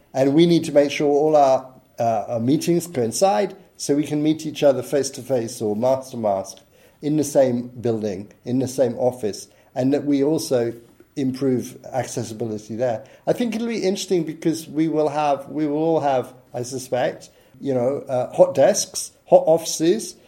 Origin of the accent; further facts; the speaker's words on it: United Kingdom; I'm British